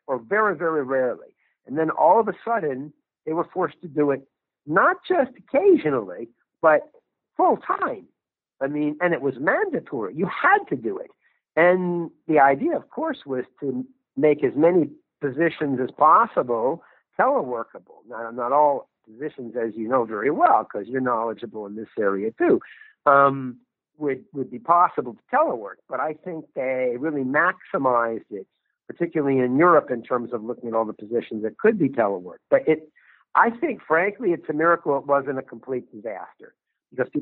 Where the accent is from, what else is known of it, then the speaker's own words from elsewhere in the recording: United States; now in Geneva, Switzerland; my home country of the United States